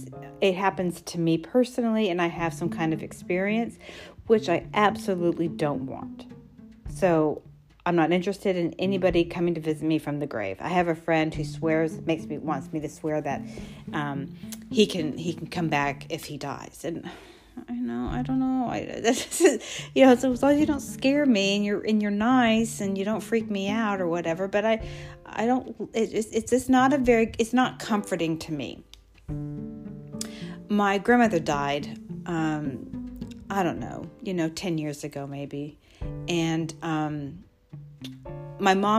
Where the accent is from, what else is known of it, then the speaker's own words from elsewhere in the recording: Texas, United States; I grew up in Texas